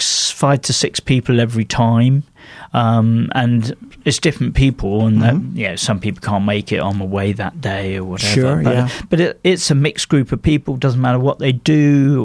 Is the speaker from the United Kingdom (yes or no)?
yes; United Kingdom; being British